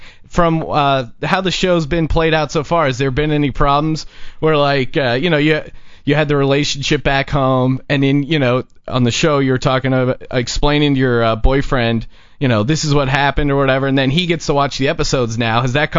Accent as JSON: {"language": "English", "region": "East Coast", "country": "United States", "tie": "born or raised there", "said": "I'm Irish myself. I grew up on the East Coast."}